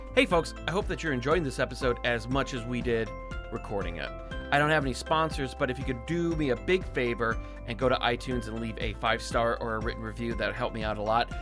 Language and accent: English; Alaska, United States; I grew up in Alaska